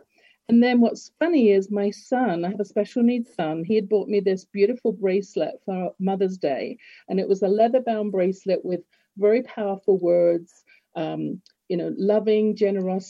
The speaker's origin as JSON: {"language": "English", "town": "Harrow", "region": "London", "country": "United Kingdom", "moved": "as an adult", "lives_now": "Canada", "said": "I'm from Harrow"}